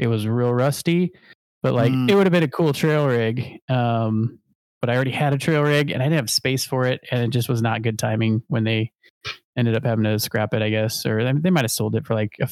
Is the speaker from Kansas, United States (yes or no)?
no; St. Louis, Missouri, United States; moved away as an adult; also born or lived in Champaign, Illinois; now in California, United States; I grew up in St. Louis, went to school in Champaign